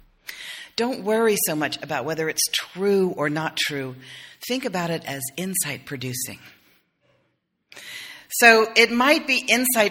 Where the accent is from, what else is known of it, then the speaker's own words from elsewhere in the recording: South Carolina, United States; I'm from South Carolina.